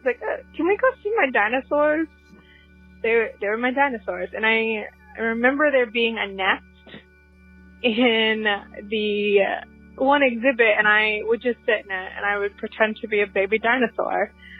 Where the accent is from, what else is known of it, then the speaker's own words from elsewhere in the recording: Philadelphia, Pennsylvania, United States; now in Orlando, United States; growing up in Philadelphia, I didn't go to a lot of theme parks. I live in Orlando now